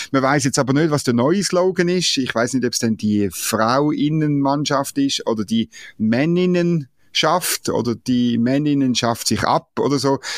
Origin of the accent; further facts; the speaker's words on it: Switzerland; ich gebe es natürlich zu, als Schweizer kann man nicht anders als den Engländerinnen äh, Daumen drücken